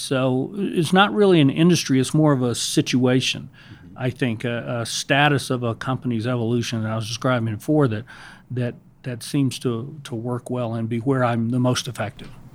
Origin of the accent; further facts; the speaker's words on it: Savannah, Georgia, United States; I grew up in Savannah, Georgia, in the South